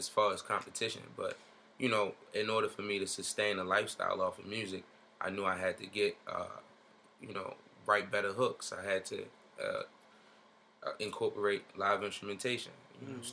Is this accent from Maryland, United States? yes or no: yes; Baltimore, Maryland, United States; I'm from Baltimore. So, yeah, I'm from the northwest side of Baltimore City, Park Heights area